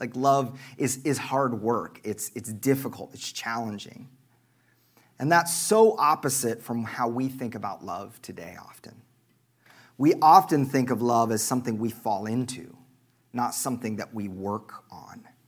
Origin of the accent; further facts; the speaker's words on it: Oklahoma, United States; moved away; I'm from Oklahoma